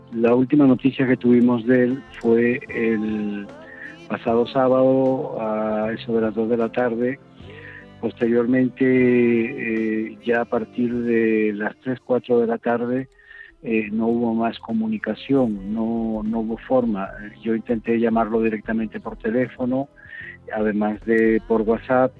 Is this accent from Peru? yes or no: no; Spain; moved away as an adult; also born or lived in Kherson, Ukraine; como español te puedo hablar de mi vida allí. Allí eh, he vivido 10 años felices